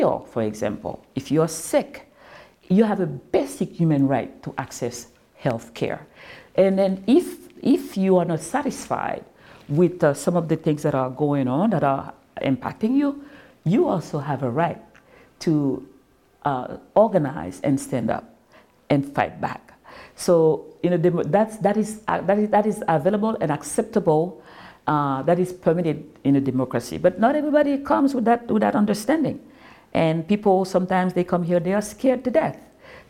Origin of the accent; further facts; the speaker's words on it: Haiti; now in Florida, United States; I grew up in Haiti